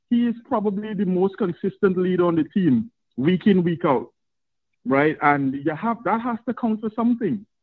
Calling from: Trinidad & Tobago; I'm probably your your first first fan slash contributor from the Caribbean, right? I'm calling from Trinidad and Tobago

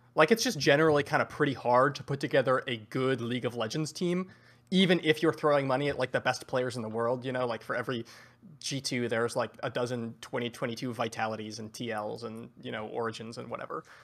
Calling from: Seattle, Washington, United States; I am calling from beautiful Seattle, Washington

